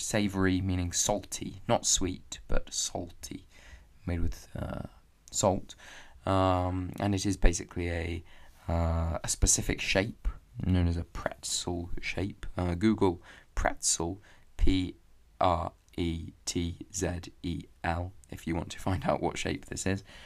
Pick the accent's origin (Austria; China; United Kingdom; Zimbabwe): United Kingdom; England; even if I am from England and maybe I talk like an Englishman